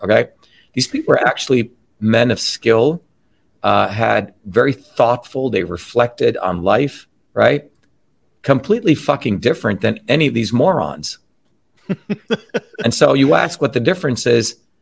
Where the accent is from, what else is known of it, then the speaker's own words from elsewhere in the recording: New Jersey, United States; where I grew up in New Jersey